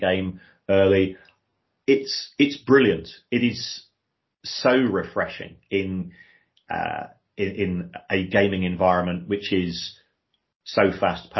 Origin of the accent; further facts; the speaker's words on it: Brighton, South East England, United Kingdom; moved away as an adult; also born or lived in South London / Manchester; where I was growing up in Brighton, but we're only 50 miles from London